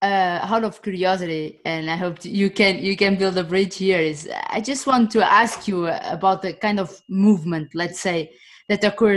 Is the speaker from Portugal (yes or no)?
yes; Portugal; I'm from Portugal